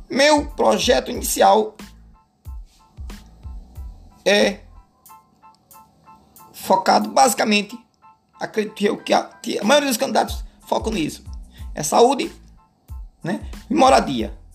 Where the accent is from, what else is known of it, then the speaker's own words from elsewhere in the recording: Alagoas, Brazil; moved away as an adult; Na verdade, eu venho do interior de Alagoas, né? Mais precisamente ali Garci. É quase que um sertão. Mas é um interiorzinho legal.